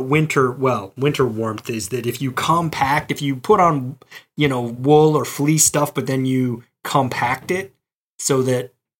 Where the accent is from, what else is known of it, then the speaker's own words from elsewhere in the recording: Mobile, Alabama, United States; now in Boston, United States; You know, I came to Boston from Mobile, Alabama, so I was ill-equipped very certainly, and I was also ill-informed.